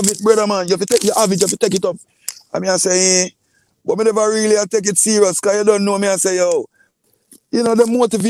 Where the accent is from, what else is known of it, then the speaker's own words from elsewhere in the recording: Portmore, Saint Catherine, Jamaica; also born or lived in Kingston; I was born in Kingston, and I grew up in Portmore. I spent most of my lifetime in Portmore.